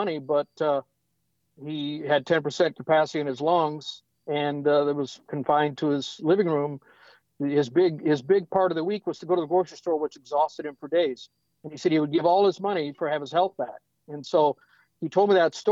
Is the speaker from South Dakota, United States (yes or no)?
yes; South Dakota, United States; now in Nashville, United States; I grew up on a farm in South Dakota.